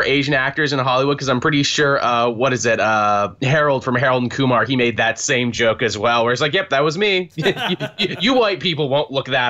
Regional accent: Canada; being Canadian

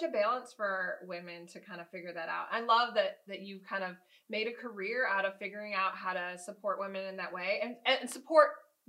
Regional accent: the North, United States; now in the South, United States; I'm from the North and I'm living in the South now.

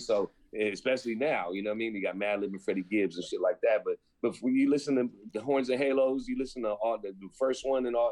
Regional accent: San Francisco, California, United States; I grew up in Lower Haight, Hayden Fillmore, basically area

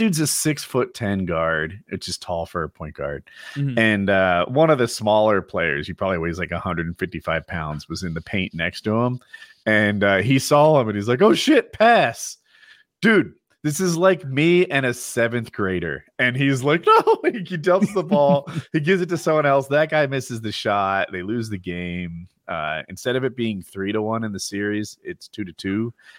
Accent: Northeast, United States; I'm from the Northeast.

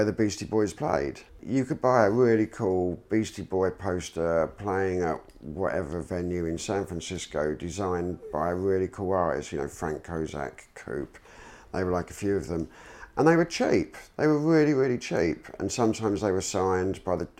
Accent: London, United Kingdom; growing up in London, it was like, you know, when we got a little bit older, we were going out to like all the nightclubs in London.

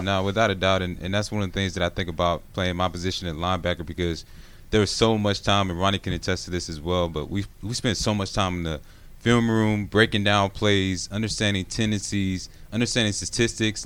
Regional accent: Gwinnett, Georgia, United States; growing up in Gwinnett, going to Brookwood House, uh, High School

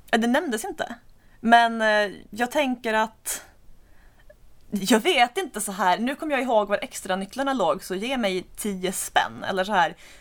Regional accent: Skåne, Sweden; Jag har ju som skåning bara koll på Danmark

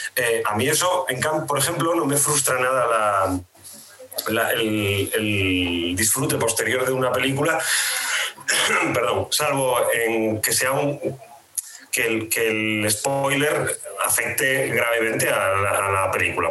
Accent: Asturias, Spain; moved away as an adult; also born or lived in Madrid; trabajé primero en Asturias, que es de donde soy

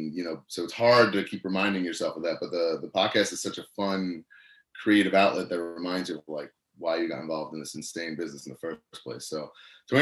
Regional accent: Long Island, New York, United States; my hometown now in Long Island

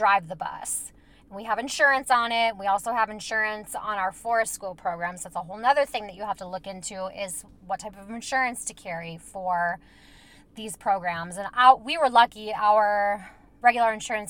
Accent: Minnesota, United States; I'm from Minnesota

